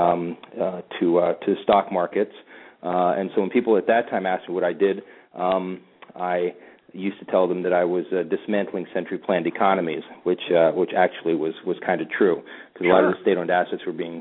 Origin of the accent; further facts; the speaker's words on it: Pittsburgh, Pennsylvania, United States; moved away as an adult; also born or lived in Topeka, Kansas / Budapest, Hungary; now in London, United Kingdom; I was born actually in Topeka, Kansas. I grew up in Pittsburgh